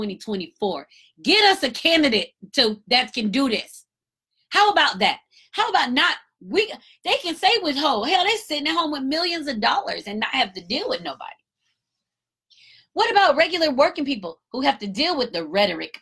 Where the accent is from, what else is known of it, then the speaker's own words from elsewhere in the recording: Marietta, Georgia, United States; That's my hometown, Cobb County. I'm from Marietta